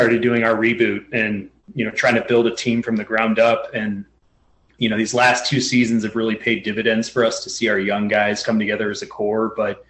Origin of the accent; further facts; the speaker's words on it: Skokie, Illinois, United States; also born or lived in Evanston, Illinois; I'm from Skokie, right next door to Evanston where I was born. And my entire family of aunts, uncles, cousins, we all grew up in those two cities.